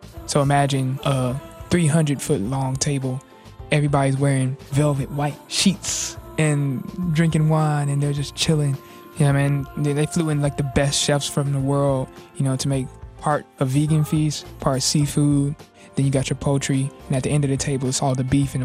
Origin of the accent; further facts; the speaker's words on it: Stone Mountain, Georgia, United States; My hometown in Stone Mountain, Georgia, is one of the major hubs of the Ku Klux Klan